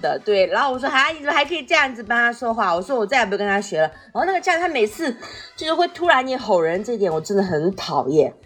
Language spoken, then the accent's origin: Chinese; Fujian, China; 跟我们福建人这么像